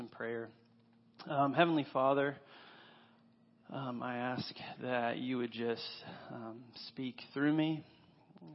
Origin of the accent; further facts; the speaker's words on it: Paulding County, Georgia, United States; I am from Paulding County